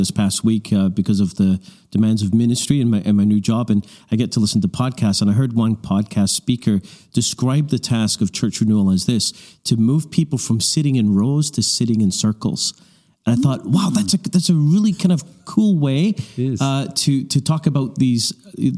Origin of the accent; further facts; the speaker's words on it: Canada; we're from Canada